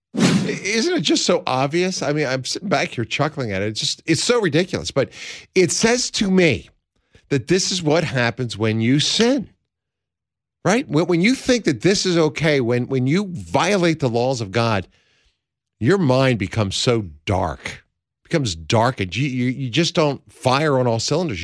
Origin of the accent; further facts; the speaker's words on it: Pennsylvania, United States; moved away; this is my home state, I'm a son of Pennsylvania, I was born and raised in the land of William Penn